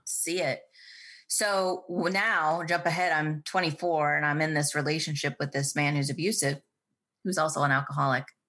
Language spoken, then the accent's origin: English; Baxter, Iowa, United States; I grew up on a farm in the middle of Iowa.